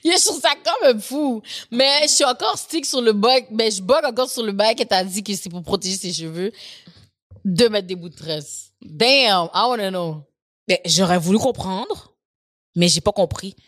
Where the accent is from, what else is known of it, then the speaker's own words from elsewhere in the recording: Haiti; je suis haïtienne